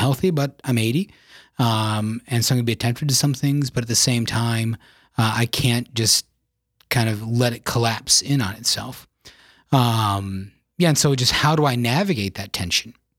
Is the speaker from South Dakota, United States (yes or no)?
yes; Yankton, South Dakota, United States; I was born and raised in South Dakota in the beautiful town of Yankton